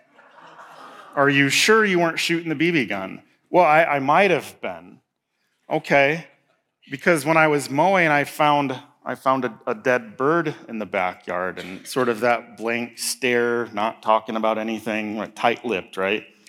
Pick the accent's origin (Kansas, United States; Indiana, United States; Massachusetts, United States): Indiana, United States; moved away as an adult; now in Marquette, United States; I'm from Indiana, so, like, soybeans and corn and, I mean, rolling hills